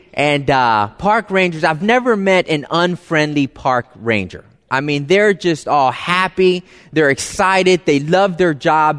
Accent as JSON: {"language": "English", "region": "East Coast", "country": "United States", "said": "I'm from the, you know, East Coast. My family lives in Florida."}